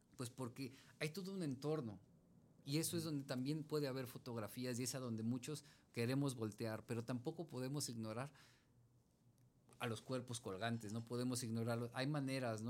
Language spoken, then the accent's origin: Spanish; Mexico City, Mexico; yo, yo crecí en Iztapalapa